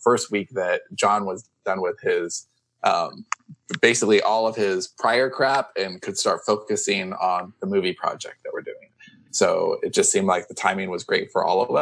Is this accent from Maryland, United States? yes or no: no; Long Beach, California, United States; moved away; Long Beach instead of LAX, which is like my hometown